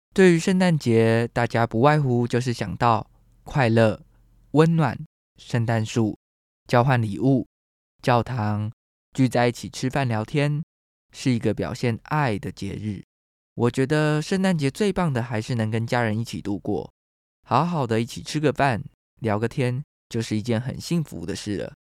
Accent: Taiwan; 台湾是一块宝岛，同时也是我们的家乡

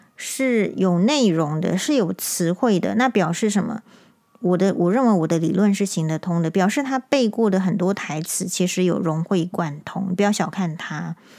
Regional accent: Taiwan; 我们台湾人

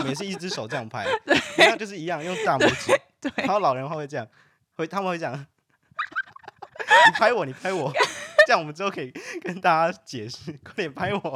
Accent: Taiwan; moved away as an adult; now in Netherlands; 我们是台湾人，那我们不能带我们的家人进来，就算我们住在这

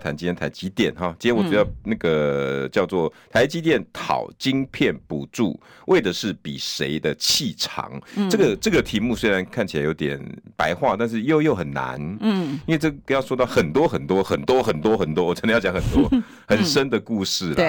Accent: Tucheng, New Taipei, Taiwan; 我今天想要先讲一件我故乡的事，土城

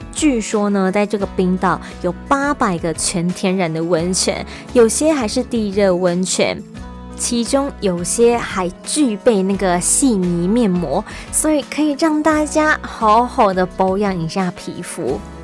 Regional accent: Taipei, Taiwan; now in Taichung, Taiwan; 在台中久了之后，偶尔回去一下台北

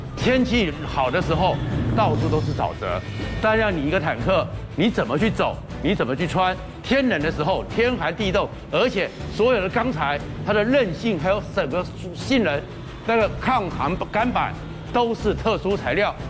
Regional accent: Taiwan; 我们台湾人

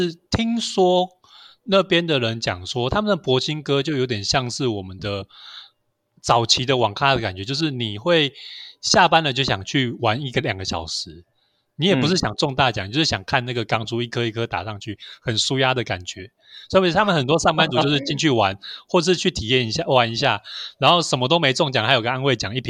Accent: Taiwan; 早期早期我们台湾人其实生活是离不开赌博电玩的。

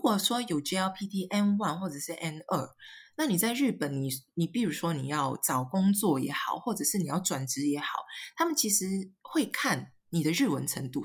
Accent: Singapore; moved away as an adult; now in Ibaraki, Japan; 我是来自新加坡的

